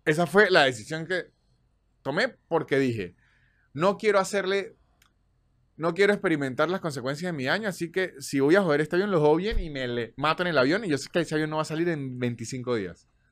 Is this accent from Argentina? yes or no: no; Venezuela; moved away; todos somos venezolanos